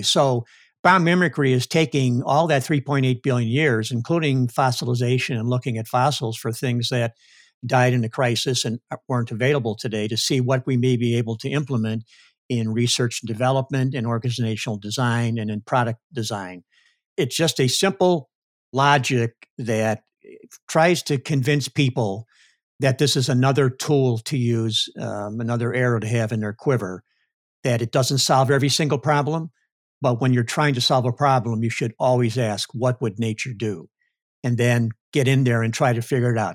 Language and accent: English; Chicago, Illinois, United States; now in Cleveland, United States; I'm from Chicago